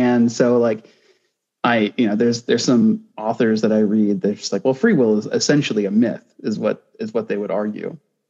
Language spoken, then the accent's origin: English; United States; I was born in America